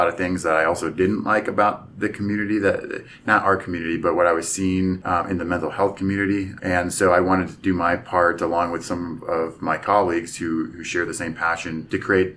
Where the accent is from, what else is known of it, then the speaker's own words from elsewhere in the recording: Pennsylvania, United States; moved away as an adult; I'm originally from Pennsylvania